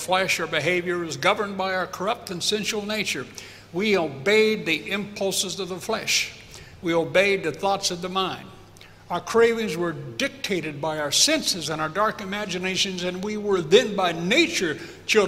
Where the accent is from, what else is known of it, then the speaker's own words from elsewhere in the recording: United States; being American